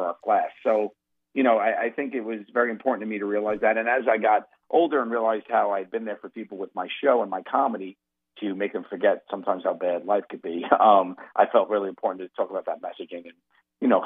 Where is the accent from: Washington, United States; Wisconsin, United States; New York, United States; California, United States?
New York, United States; I'm from New York. I'm a New Yorker